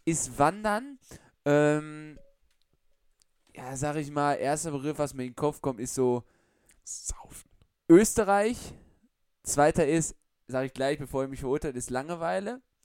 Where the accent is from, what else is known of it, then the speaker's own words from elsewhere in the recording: Germany; Wir kommen zwar aus Deutschland